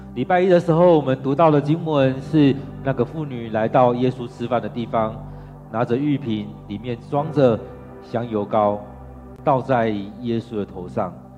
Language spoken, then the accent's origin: Chinese; Taiwan; 尤其我们台湾人，尤其台湾的男人